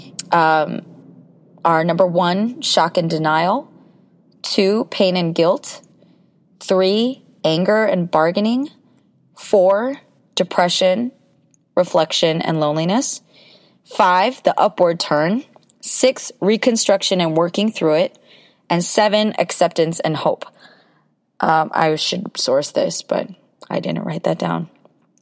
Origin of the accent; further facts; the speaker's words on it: United States; being Korean American